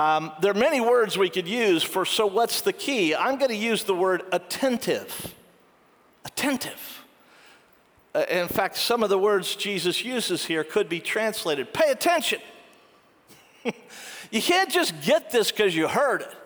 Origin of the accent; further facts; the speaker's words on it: United States; I'm an American